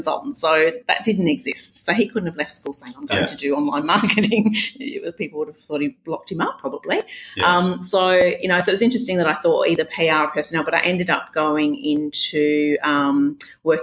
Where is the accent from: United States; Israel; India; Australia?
Australia; Western Australia; accent: Scottish Australian blend; also born or lived in Scotland; I had a Scottish Australian kind of blend.